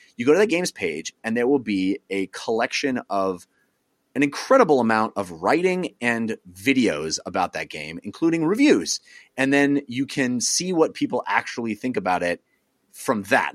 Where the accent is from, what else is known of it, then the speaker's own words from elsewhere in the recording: East Bay, California, United States; I grew up in the East Bay area in the eighties, in the late eighties, early nineties